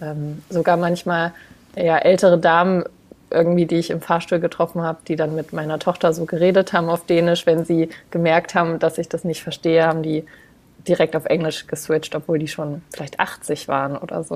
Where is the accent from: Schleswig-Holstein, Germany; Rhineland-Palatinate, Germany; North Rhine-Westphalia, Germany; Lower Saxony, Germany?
Lower Saxony, Germany; Braunschweig; moved away as an adult; now in Denmark; Ich komme ursprünglich aus Braunschweig, also aus dem hm. Raum Hannover.